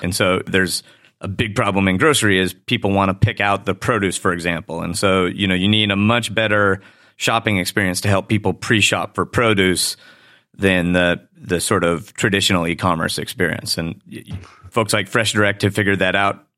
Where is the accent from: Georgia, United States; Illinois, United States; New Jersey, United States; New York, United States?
Illinois, United States; Chicago; my hometown of Chicago